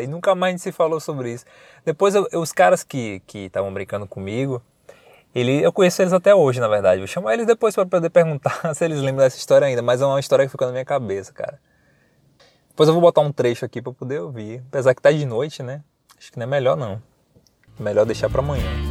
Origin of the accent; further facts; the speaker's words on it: Paripiranga, Bahia, Brazil; now in Salvador, Brazil; Eu sou, eu moro em Salvador, eu sou do interior da Bahia, uma cidade chamada Paripiranga.